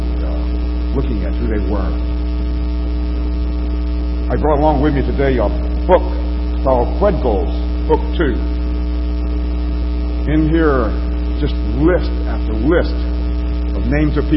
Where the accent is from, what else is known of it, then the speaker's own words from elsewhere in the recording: Marengo County, Alabama, United States; also born or lived in Wilcox County, Alabama; I grew up in Morango County, adjacent to that.